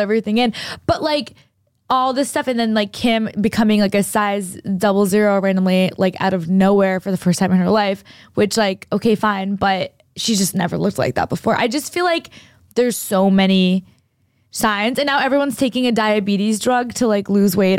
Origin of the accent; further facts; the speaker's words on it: New Hampshire, United States; moved away; I grew up in New Hampshire, like, for at least a, a lot of my life